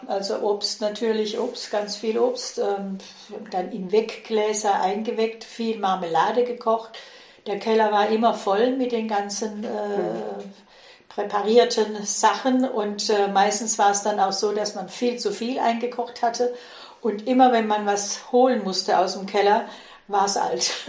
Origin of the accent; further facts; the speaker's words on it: Heilbronn district, Swabia, Baden-Württemberg, Germany; Ich bin einem, in einem Bauerndorf mit 1000 Einwohnern im Schwäbischen, im Kreis Heilbronn aufgewachsen